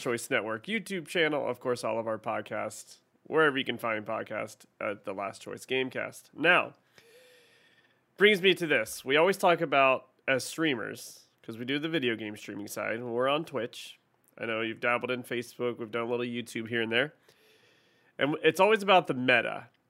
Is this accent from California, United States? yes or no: no; Ohio, United States; now in Texas, United States; I'm from Ohio